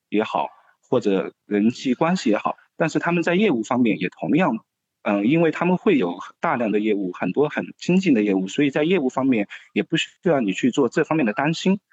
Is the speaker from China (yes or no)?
yes; Sichuan, China; moved away as an adult; also born or lived in Beijing; 选择成都的原因也仅仅是因为它是我家乡所在的一个省会城市